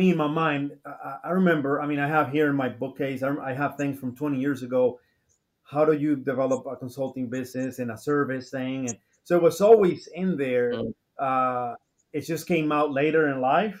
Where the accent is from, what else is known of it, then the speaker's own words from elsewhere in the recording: Dominican Republic; moved away; back in home, I'm originally from the Dominican Republic